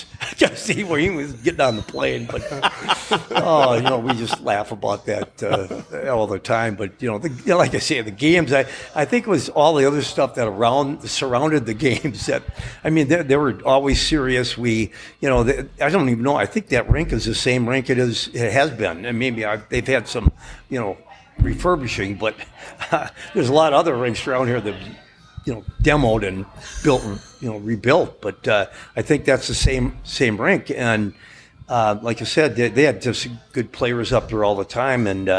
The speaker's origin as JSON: {"language": "English", "region": "Minnesota", "country": "United States", "said": "We're all from Minnesota."}